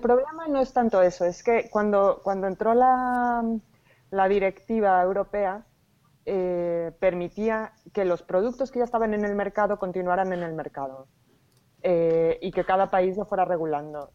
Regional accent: Mexico; now in Spain; soy mexicana. llevo ya mucho tiempo en España, pero soy mexicana

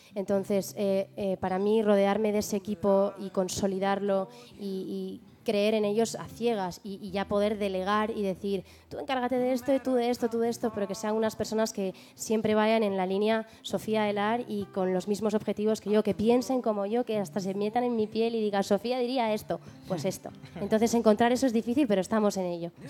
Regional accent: Spain; also born or lived in London, United Kingdom; con cuatro años me vine a España

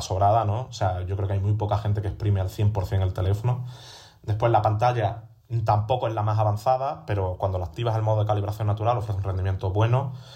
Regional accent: Seville, Andalusia, Spain; now in Madrid, Spain; yo pensaba irme a Sevilla, a mi tierra

